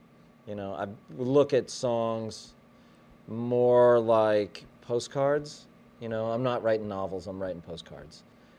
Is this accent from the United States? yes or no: yes; Boulder, Colorado, United States; born there; also born or lived in western Pennsylvania, United States / upstate New York, United States / northern Kentucky, United States; now in Texas, United States; No, I was born in Boulder, Colorado.